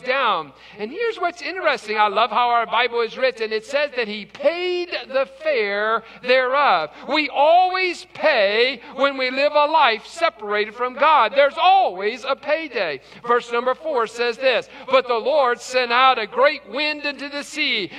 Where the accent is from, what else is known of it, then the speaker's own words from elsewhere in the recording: West Virginia, United States; I'm from West Virginia